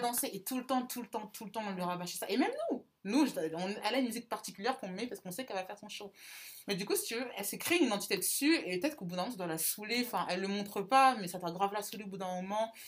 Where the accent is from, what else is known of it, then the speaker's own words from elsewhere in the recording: Centre region, Centre-Val de Loire, France; je viens de la région centre